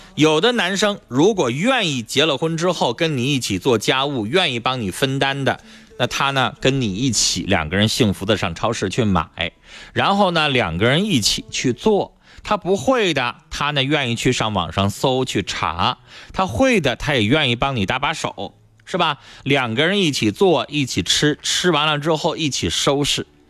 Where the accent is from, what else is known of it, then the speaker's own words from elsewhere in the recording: Northeast China, China; 这就是我们东北人很多男人过的日子